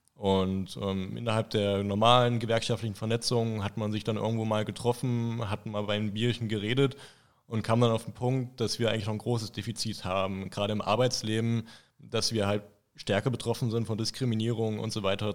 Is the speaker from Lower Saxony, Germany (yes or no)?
no; Thuringia, Germany; also born or lived in Potsdam, Brandenburg; now in Erfurt, Germany; Mittlerweile schon zwei Jahrzehnte jetzt in Thüringen, mittlerweile wohne ich in Erfurt.